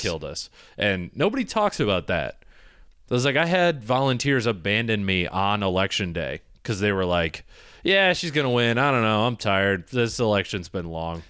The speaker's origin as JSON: {"language": "English", "region": "Michigan", "country": "United States", "tie": "born or raised there", "also_born_or_lived": "Ohio", "moved": "yes", "said": "I was in Ohio, I grew up in Michigan"}